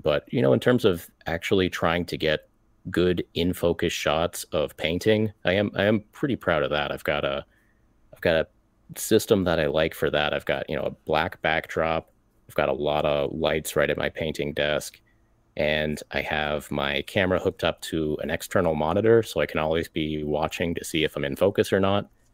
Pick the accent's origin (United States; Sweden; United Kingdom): United States; an American mini painter